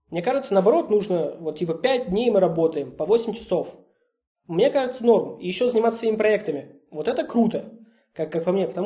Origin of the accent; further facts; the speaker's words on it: Russia; мы, русские люди